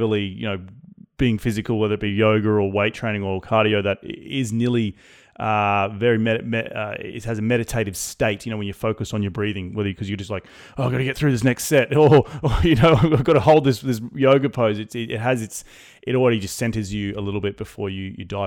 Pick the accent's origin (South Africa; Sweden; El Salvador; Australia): Australia; moved away; I'm from Australia. I like to go back to Australia 2 or 3 times a year.